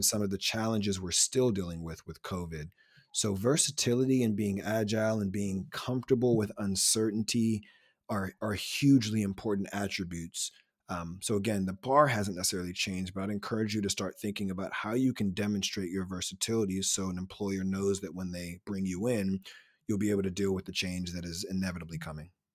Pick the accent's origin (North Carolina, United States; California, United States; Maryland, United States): Maryland, United States; Silver Spring; I'm originally from Silver Spring, Maryland, though I'm a Nija boy